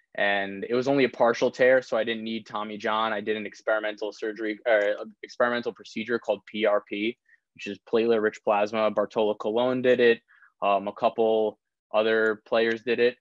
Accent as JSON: {"language": "English", "town": "Old Westbury", "region": "New York", "country": "United States", "said": "I'm from Long Island. Um, from Old Westbury, it's kind of like middle of the middle of Nassau County"}